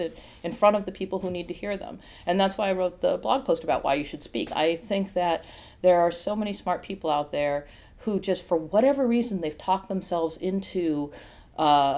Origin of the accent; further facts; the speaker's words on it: Iowa, United States; moved away; I've had some funny conversations recently about growing up in Iowa. And I grew up in a very small town